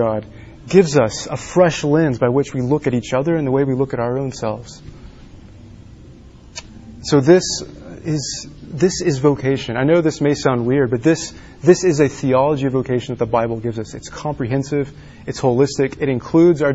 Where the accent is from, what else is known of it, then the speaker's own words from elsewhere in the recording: Dallas, Texas, United States; now in Washington, United States; I grew up in Texas, Dallas, Texas, outside of Dallas.